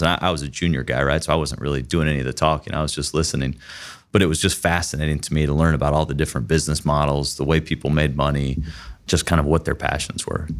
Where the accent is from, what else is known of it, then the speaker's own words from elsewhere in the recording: Dublin, Ohio, United States; Born and raised in Dublin